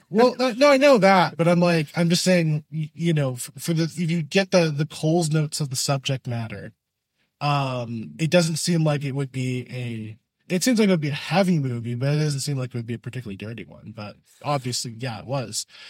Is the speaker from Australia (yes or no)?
no; Canada; being Canadian